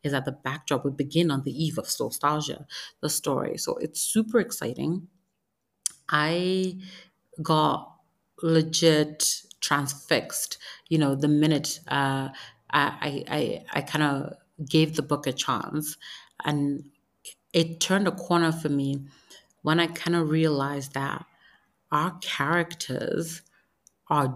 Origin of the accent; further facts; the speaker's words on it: Nigeria; I'm Nigerian. It's important that I uphold the traditions of my people